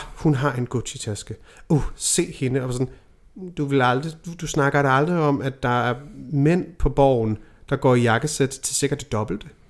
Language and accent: Danish; Denmark; her hjemme i Danmark